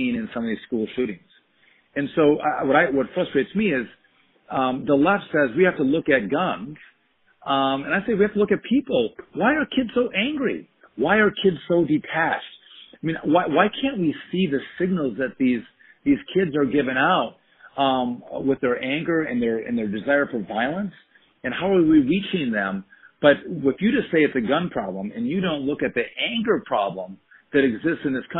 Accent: Wisconsin, United States; I come from Wisconsin

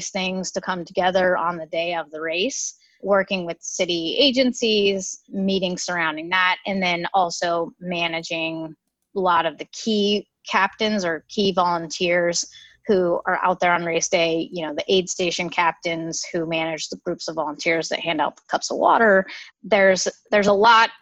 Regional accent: Sacramento, California, United States; moved away as an adult; also born or lived in Los Angeles / New York City; I moved back to my hometown, which is Sacramento

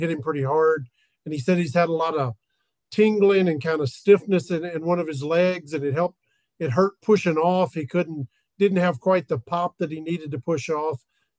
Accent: Tennessee, United States; accent: twang; if you guys can't tell by my twang, Josh and I kind of sound alike.

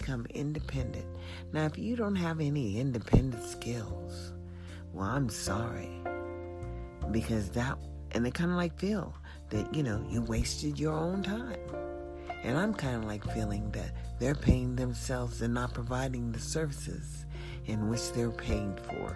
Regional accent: United States; as an American

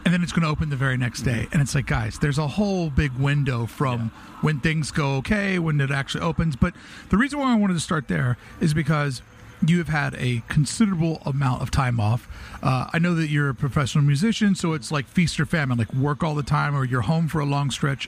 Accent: East Coast, United States; moved away; we're both from the East Coast.

